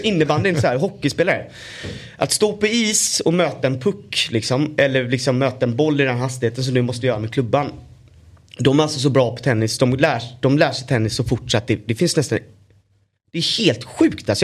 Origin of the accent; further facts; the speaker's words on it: Gothenburg, Västra Götaland, Sweden; min pappa var också fotbollstränare för generationer av kids i Örgryte Skår, där jag kommer ifrån.